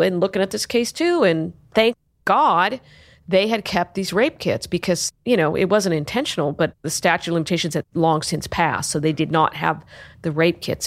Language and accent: English; Sacramento, California, United States; I grew up in Sacramento. I grew up in the Arden area